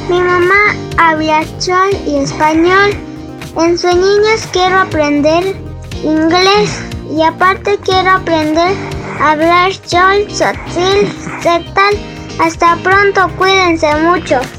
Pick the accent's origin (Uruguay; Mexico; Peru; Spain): Mexico; San Cristóbal de las Casas, Chiapas; Tengo nueve años, voy de cuarto grado. Nací en San Cristóbal de las Casas Chiapas.